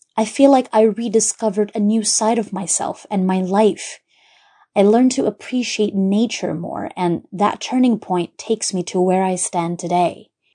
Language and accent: English; Brunei; I was born and raised in Brunei, Jerusalem